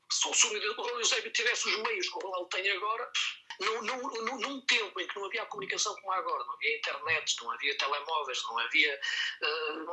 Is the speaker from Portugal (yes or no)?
yes; Portugal; sendo português